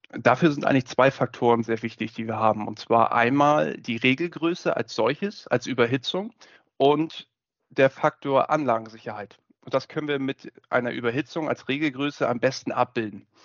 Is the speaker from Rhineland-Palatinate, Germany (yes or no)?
no; Hamburg, Germany; ich bin gelernter Kälteanlagenbaumeister und wie man das vielleicht schon hört, gebürtiger Hamburger